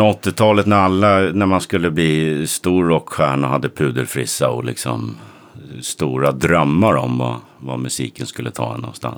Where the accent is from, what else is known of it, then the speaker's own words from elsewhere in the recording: Sundbyberg, Stockholm County, Sweden; Kino bodde på samma gata som jag i Hallonbergen där jag kommer ifrån